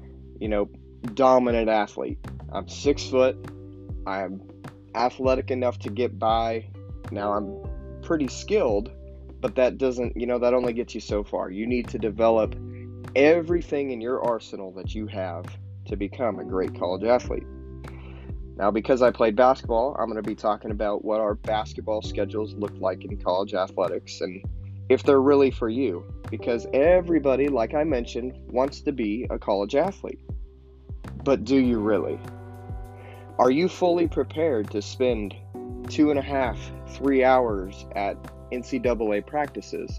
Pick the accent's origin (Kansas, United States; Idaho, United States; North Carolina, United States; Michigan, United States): Kansas, United States; St. John; I grew up in St. John, Kansas, which is a town of about 1,300 people.